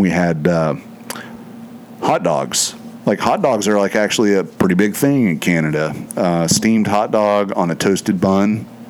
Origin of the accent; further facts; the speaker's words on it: United States; As an American